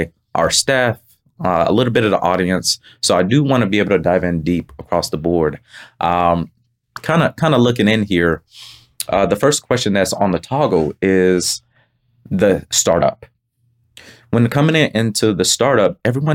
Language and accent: English; Pompano Beach, Florida, United States; moved away; I'm from Pompano Beach, Florida